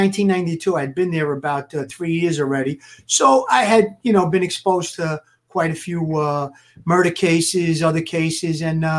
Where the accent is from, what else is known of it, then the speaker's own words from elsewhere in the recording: New York City, New York, United States; growing up in Brooklyn